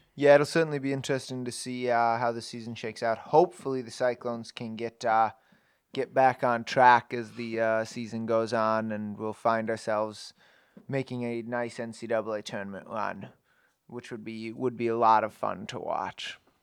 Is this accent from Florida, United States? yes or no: no; Minnesota, United States; now in Ames, United States; I grew up in Minnesota